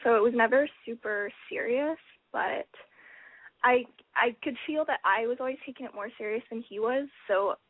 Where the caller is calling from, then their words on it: Vancouver, British Columbia, Canada; I'm 19. I'm calling from Vancouver.